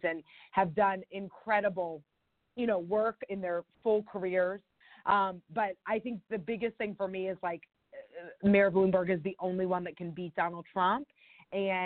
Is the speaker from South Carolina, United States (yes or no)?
yes; South Carolina, United States; I'm originally from South Carolina, and, you know, grew up in a primary state